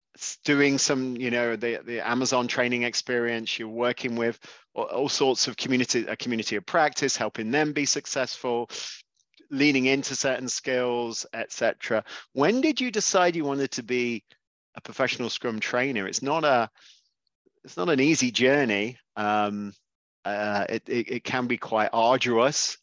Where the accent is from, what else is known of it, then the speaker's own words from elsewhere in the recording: England, United Kingdom; as obviously an Englishman